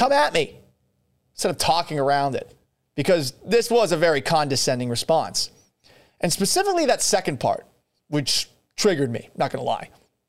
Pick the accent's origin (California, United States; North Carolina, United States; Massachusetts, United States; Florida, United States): Massachusetts, United States; Boston; now in Seattle, United States; First off, I'm not from Texas. I'm from Boston. I've lived all over the country. I've lived in a bunch of different places.